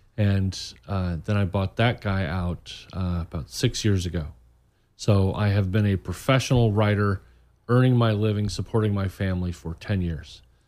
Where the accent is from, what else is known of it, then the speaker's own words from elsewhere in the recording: Muncie, Indiana, United States; moved away as an adult; now in Orlando, United States; I grew up in Muncie, Indiana